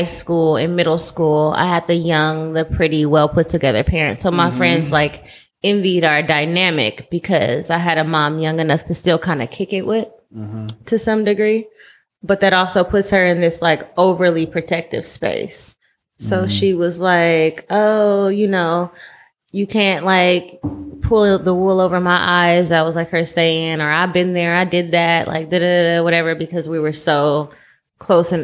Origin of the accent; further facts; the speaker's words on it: Oakland, California, United States; I'm from North Oakland